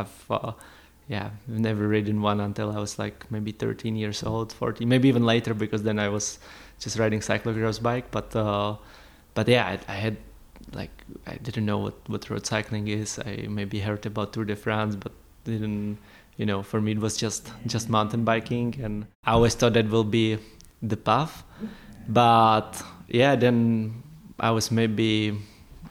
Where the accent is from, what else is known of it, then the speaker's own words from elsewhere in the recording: Prague, Czechia; moved away as an adult; also born or lived in Andorra; growing up in Prague in a big city, it was not really for winter sports